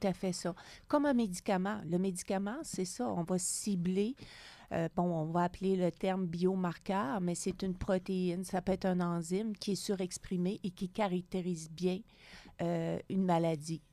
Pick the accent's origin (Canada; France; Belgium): Canada; Gaspésie, Quebec; moved away as an adult; also born or lived in Montreal; now in Sherbrooke, Canada; Je viens de la Gaspésie, loin